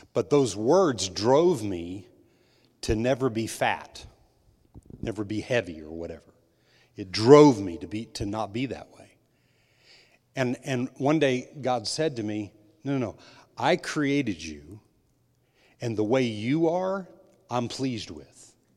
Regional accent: New Mexico, United States; I was raised in New Mexico

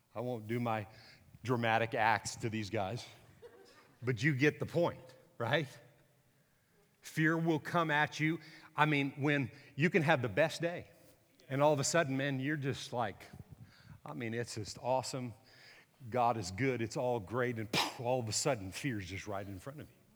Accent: Texas, United States; I'm a Texan

